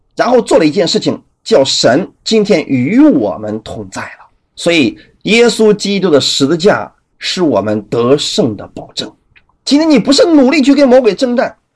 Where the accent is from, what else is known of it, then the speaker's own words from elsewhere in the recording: China; 我们中国人